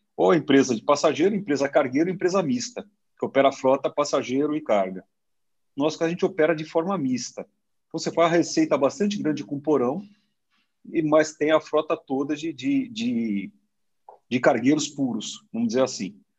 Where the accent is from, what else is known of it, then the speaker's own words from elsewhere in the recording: Brazil; eu sou brasileiro